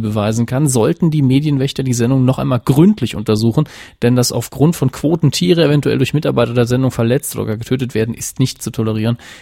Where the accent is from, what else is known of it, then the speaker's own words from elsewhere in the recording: Saarland, Germany; als Saarländer